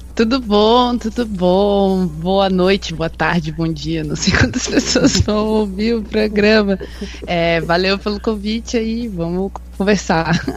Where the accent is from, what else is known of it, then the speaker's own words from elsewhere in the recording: Londrina, Paraná, Brazil; sou de Londrina, do Paraná.